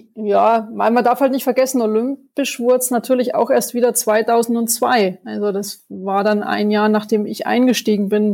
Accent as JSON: {"language": "German", "town": "Schönau am Königssee", "region": "Bavaria", "country": "Germany", "said": "Also ich komme aus Berchtesgaden, aus der Schönau"}